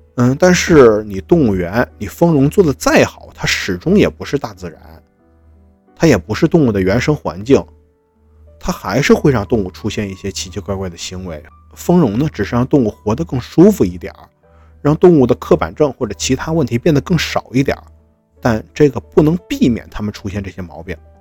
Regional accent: Northeast China, China; 我也是东北人，我也是热情好客的

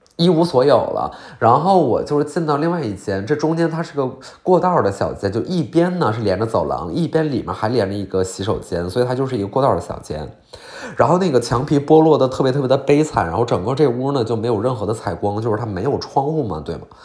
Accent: Qiqihar, Heilongjiang, China; 我老家齐齐哈尔

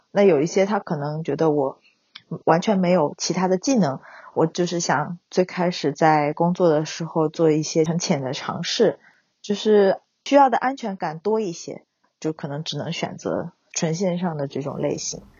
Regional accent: Wenzhou, Zhejiang, China; now in Huzhou, China; 我老家是温州

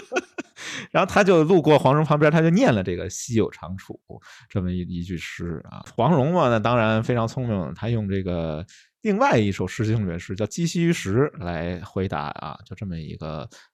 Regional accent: Beijing, China; accent: Beijing dialect; 用咱们北京话说

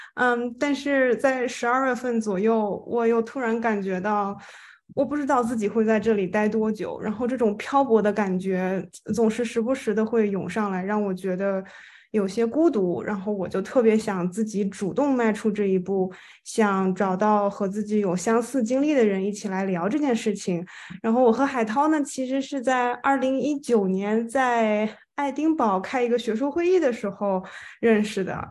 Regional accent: Shandong, China; moved away as an adult; also born or lived in Beijing; now in Madrid, Spain; 我呢其实是前二十六年的时间吧，就是在，呃，中国，然后我在山东长大，在北京读的本科和硕士

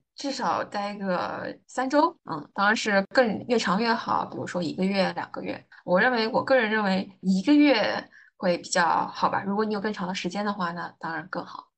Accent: Anhui, China; moved away as an adult; also born or lived in Wuxi; now in Shanghai, China; 我出生在安徽的一个小城市，然后后来去到安徽另外一个城市读书

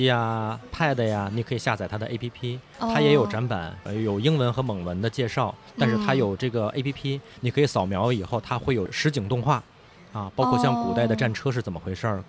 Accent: China; moved away as an adult; now in Mongolia; 尤其是对于我们中国人来说啊

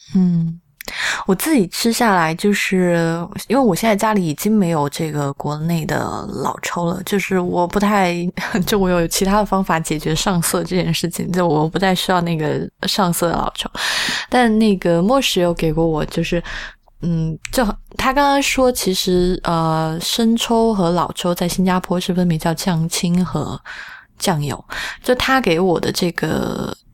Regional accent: Sichuan, China; 作为一个四川人

